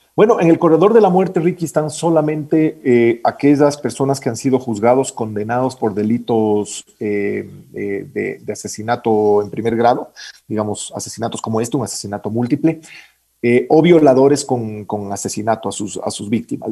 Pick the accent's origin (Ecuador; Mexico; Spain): Ecuador; Quito, Pichincha; yo nací en Quito en 1968